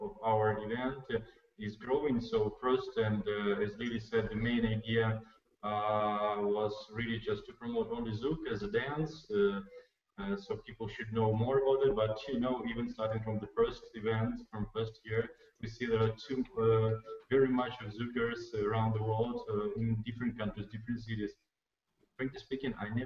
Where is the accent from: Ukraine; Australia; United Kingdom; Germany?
Ukraine; moved away as an adult; also born or lived in Kyiv; now in Azerbaijan; I'm originally from Ukraine, but almost 2 years I live in Azerbaijan now.